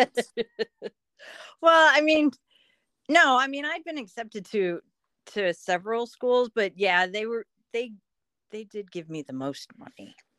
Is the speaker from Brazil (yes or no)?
no; Point Pleasant, New Jersey, United States; now in Pittsburgh, United States; I grew up in Point Pleasant, New Jersey